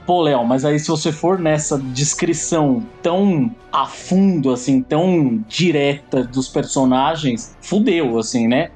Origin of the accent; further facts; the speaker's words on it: Santos, São Paulo, Brazil; Quando eu comecei a fazer um curso de quadrinhos em Santos, na minha terra natal